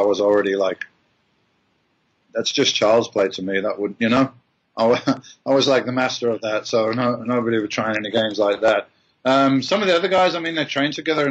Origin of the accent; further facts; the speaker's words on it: Birmingham, West Midlands, United Kingdom; I'm this guy from Birmingham in England